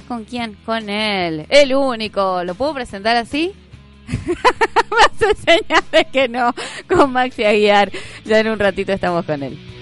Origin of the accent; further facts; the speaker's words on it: Jáchal, San Juan, Argentina; yo siempre cuento que yo vengo del interior, vengo de Hachal